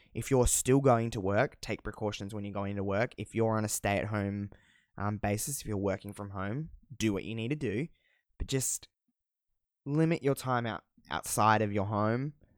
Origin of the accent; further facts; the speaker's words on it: Australia; accent: Australian; I don't think I have that thick of an Australian accent, but maybe